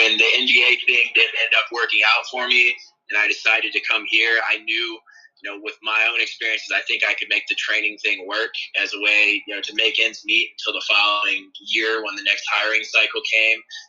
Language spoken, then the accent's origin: English; Northwest Ohio, United States; moved away; growing up in Northwest Ohio